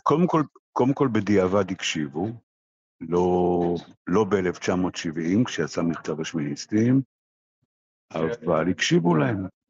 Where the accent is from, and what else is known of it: Israel